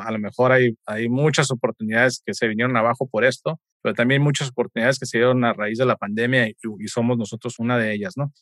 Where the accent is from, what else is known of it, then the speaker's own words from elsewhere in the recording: Mexico; somos los únicos mexicanos haciendo esto